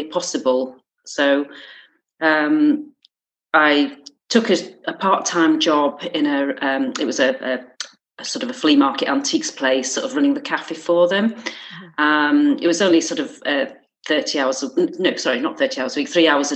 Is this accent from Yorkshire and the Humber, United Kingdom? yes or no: yes; Yorkshire and the Humber, United Kingdom; moved away as an adult; also born or lived in Gloucester; now in Alston, United Kingdom; I'm originally from South Yorkshire